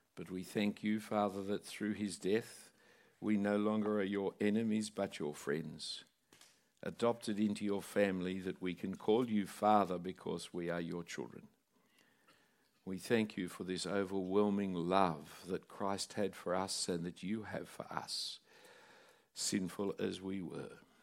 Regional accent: Sydney, New South Wales, Australia; I grew up in Bondi Junction

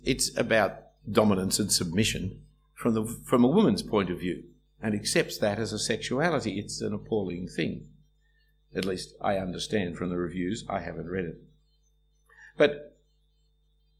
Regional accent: Australia; Our characteristic is to whinge and complain. That's our Australian culture

